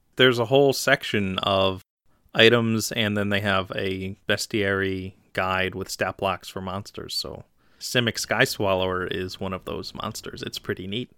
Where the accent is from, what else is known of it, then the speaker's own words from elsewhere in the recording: Philadelphia, Pennsylvania, United States; I'm from Philly